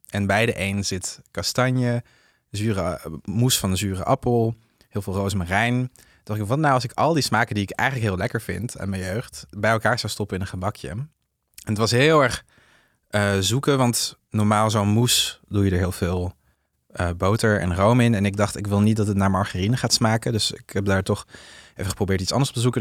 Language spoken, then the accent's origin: Dutch; southern France, France; Dutch is a second language; now in Netherlands; die streek waar ik ben opgegroeid in Frankrijk